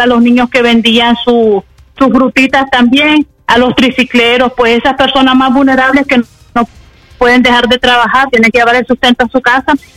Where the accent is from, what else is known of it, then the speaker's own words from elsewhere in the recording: Chinandega, Nicaragua; moved away; la preocupación de los extranjeros nicaragüenses, más que todas las personas de Chinandega, estamos muy preocupados